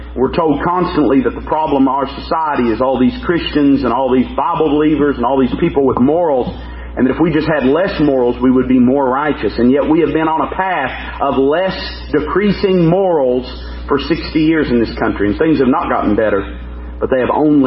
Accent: United States; as an American

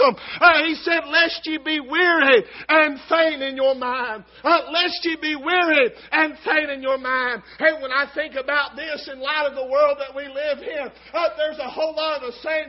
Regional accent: United States; thank God I'm an American

